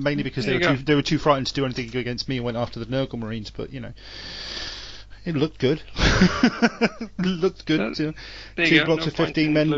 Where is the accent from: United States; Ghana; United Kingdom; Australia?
United Kingdom; England; I'm an Englishman